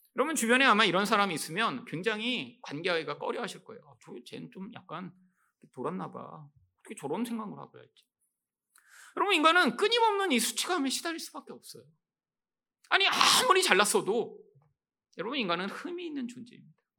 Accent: South Korea; 한국에서 태어나서

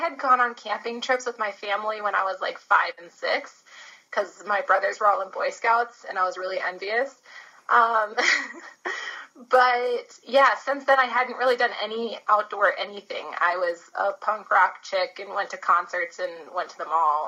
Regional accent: Bowie, Maryland, United States; moved away as an adult; also born or lived in Colorado; now in New Zealand; I am from Bowie, Maryland, on the East Coast, about 20 minutes outside of Washington, D.C., and I lived there most of my life

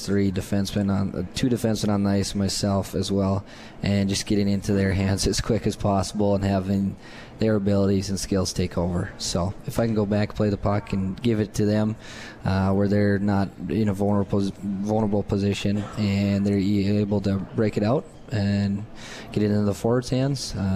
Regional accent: Thief River Falls, Minnesota, United States; I grew up in Thief River Falls, which is 8,000 people roughly

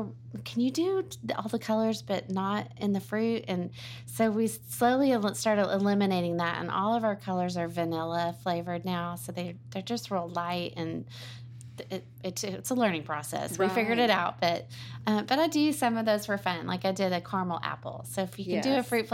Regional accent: Garland, Texas, United States; also born or lived in Austin, Texas; now in Murphy, United States; I grew up in Garland, so not too far away

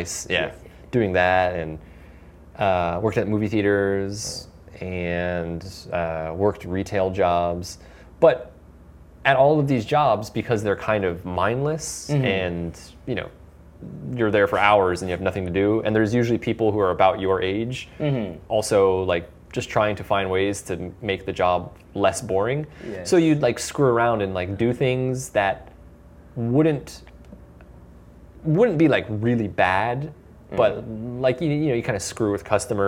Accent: Florida, United States; growing up in Florida, it's in the deep south.

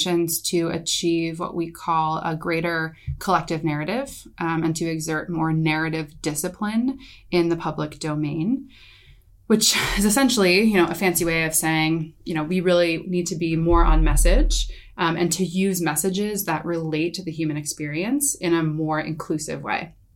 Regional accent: United States; being an American

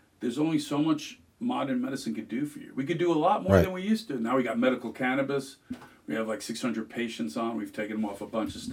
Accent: Palm Beach Gardens, Florida, United States; In South Florida in the 70s. I grew up in Palm Beach County.

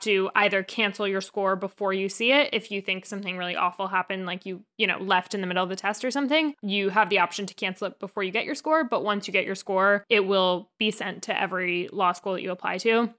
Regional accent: New Jersey, United States; moved away as an adult; also born or lived in Maine; I am born and raised in New Jersey, North Jersey, about thirty minutes outside of New York City

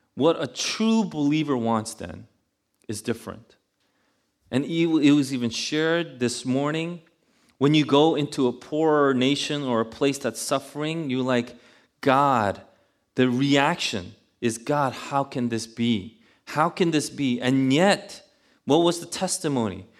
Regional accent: New York City, New York, United States; also born or lived in Buffalo; I'm from Queens

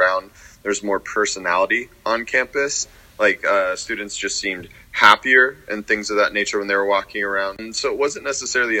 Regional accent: Nevada City, California, United States; moved away as an adult; now in Seattle, United States; I went back to my hometown, which is a small city called Nevada City, a little outside of Tahoe in California

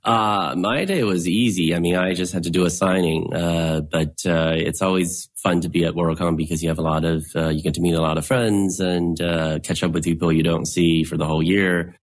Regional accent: United States; I'm an American writer

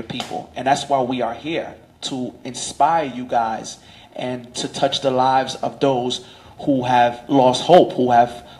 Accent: New York City, New York, United States; I'm from Crown Heights, Brooklyn.

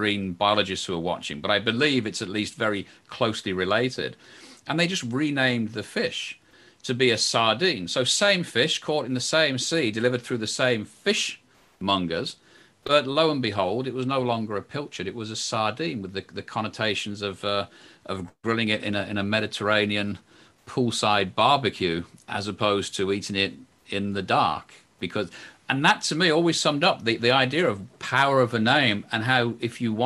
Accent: England, United Kingdom; I'm English

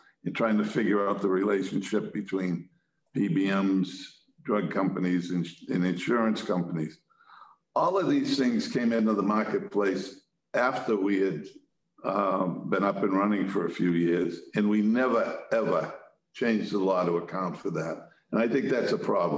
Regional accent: Quincy, Massachusetts, United States; I grew up and lived in Quincy, represent Quincy

